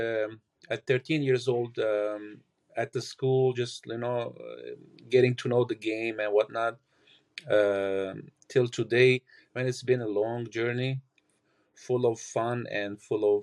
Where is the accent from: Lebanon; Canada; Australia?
Lebanon; moved away; I'm originally from Lebanon. I played there for 18 years professional